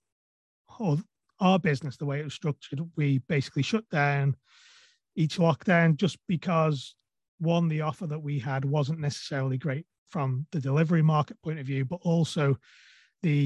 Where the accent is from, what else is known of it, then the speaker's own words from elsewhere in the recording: Isle of Man; I'm from the Isle of Man